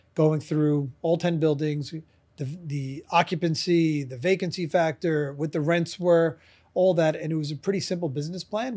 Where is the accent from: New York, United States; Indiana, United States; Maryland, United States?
New York, United States; New York City; I'm from, uh, Brooklyn, New York. I still live in Brooklyn, New York, so it's been forty-four years now